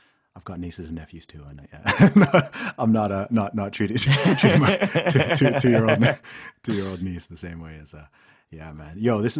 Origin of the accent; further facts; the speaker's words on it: Saudi Arabia; I grew up in Saudi Arabia with, you know, people from Texas and whatever.